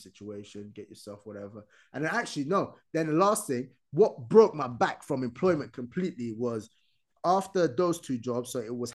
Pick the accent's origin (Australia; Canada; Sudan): Sudan; English is a second language; also born or lived in United States; now in United Kingdom; I was born in Sudan